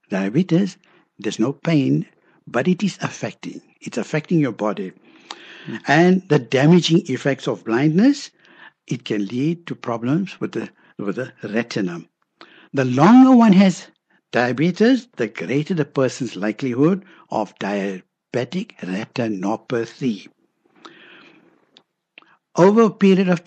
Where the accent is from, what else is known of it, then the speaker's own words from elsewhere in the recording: Johannesburg, Gauteng, South Africa; We grew up in Denver, Vitas